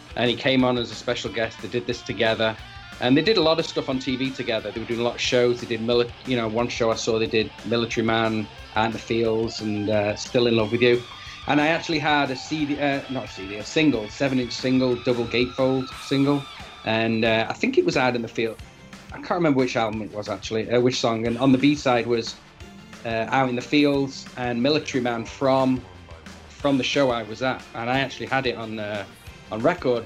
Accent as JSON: {"language": "English", "town": "Manchester", "region": "North West England", "country": "United Kingdom", "tie": "born or raised there", "said": "I'm from Manchester, and you know, I grew up with the IRA bombings. Manchester was bombed."}